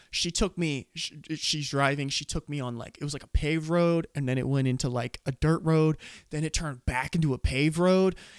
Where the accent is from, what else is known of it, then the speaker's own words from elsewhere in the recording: Scottsbluff, Nebraska, United States; I'm from Nebraska